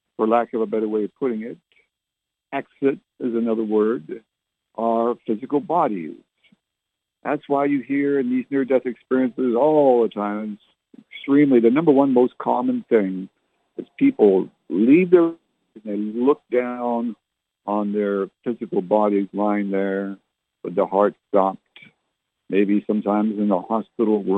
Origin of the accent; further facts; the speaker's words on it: Canada; now in South Texas, United States; I was born and raised in Canada